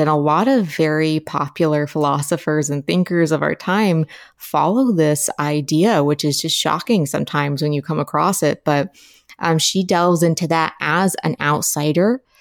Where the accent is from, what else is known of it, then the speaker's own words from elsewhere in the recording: Appalachia, United States; I'm from Appalachia, uh, which is a region of the United States, along the Appalachian mountain range, roughly